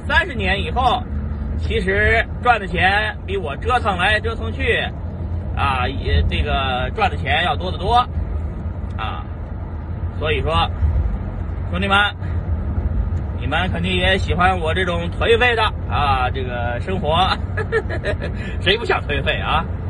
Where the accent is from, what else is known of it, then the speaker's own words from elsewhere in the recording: China; moved away as an adult; now in United States; 作为中国人啊，潜伏在美国